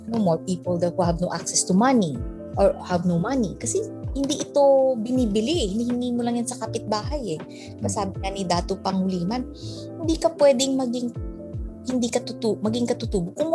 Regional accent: Ilonggo, Western Visayas, Philippines; moved away; Ilonggo kasi ako eh.

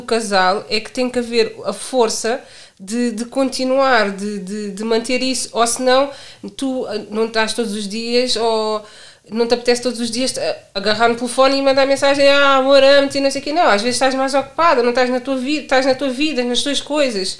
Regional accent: Lisbon, Portugal; tenho 30 anos, venho de Lisboa

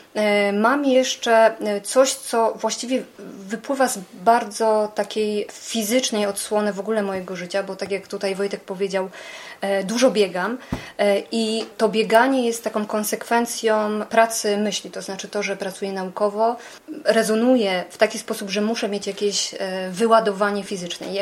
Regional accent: Beskid Sądecki, Lesser Poland, Poland; jako taka nastolatka w tym Beskidzie Sądeckim, w małej wsi, wychowując się w gospodarstwie

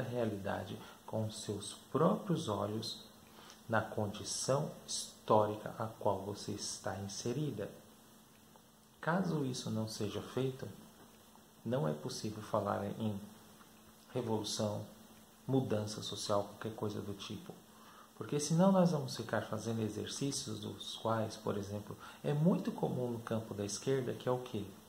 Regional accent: Brazil; enquanto brasileiros

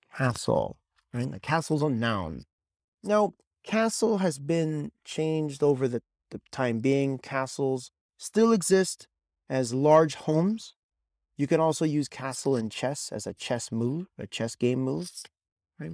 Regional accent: California, United States; I am originally from California

